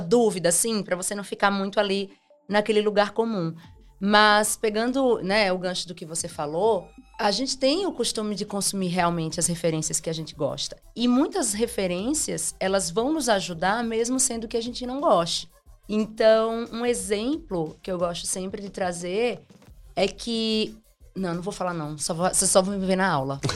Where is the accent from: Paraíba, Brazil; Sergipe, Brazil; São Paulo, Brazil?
Sergipe, Brazil; Simão Dias; moved away; also born or lived in Aracaju; eu nasci em Aracaju, mas eu fui criado em Simão Dias